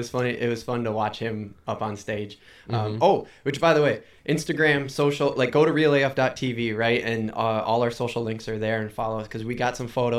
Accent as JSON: {"language": "English", "region": "Minnesota", "country": "United States", "said": "We're from Minnesota."}